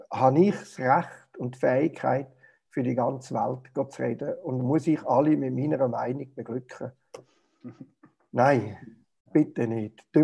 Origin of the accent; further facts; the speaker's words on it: Switzerland; Vieles, was für uns als Schweizer Bürger normal ist, ist eigentlich im Licht vom Reich Gottes absurd, völlig absurd.